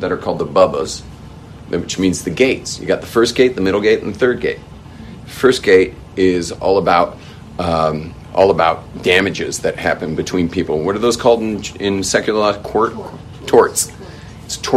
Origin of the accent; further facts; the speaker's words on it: Los Angeles, California, United States; where I grew up in West